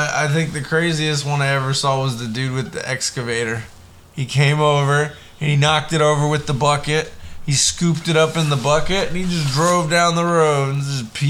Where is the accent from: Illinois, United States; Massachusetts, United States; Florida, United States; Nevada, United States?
Florida, United States; moved away; I was growing up in Florida